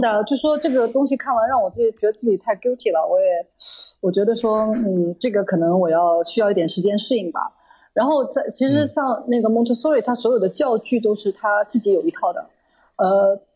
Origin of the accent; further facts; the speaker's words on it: Shanghai, China; 我小时候住在上海的时候